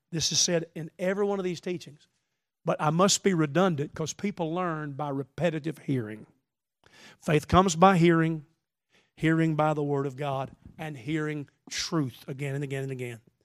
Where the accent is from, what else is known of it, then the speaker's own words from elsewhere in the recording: the South, Southern United States, United States; I am a Southerner